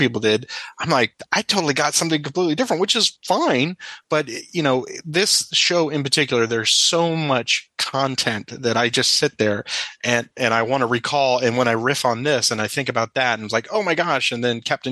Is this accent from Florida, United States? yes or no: yes; South Florida, United States; I grew up in South Florida